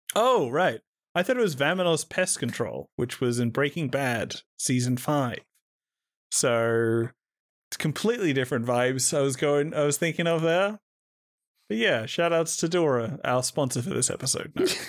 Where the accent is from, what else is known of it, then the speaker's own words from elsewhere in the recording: Australia; I'm Australian